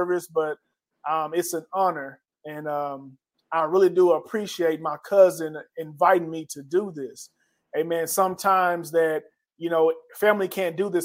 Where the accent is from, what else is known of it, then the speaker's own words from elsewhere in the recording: Atlanta, Texas, United States; moved away as an adult; also born or lived in Dallas, Texas; we came from East Texas, Atlanta, Texas. I know if you blink, you'll miss it. But hey, that's where we came from